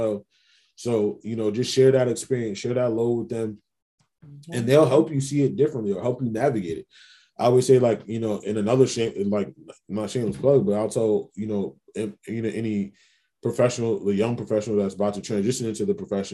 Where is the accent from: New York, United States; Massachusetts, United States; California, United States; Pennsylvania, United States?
New York, United States; New York City; I'm from Queens. I'm a big basketball fan, big New York Knicks fan